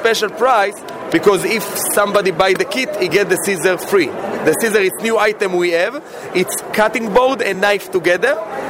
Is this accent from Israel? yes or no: yes; Israel; moved away as an adult; now in Denver, United States; I'm from Denver, Colorado, but originally I'm from Israel.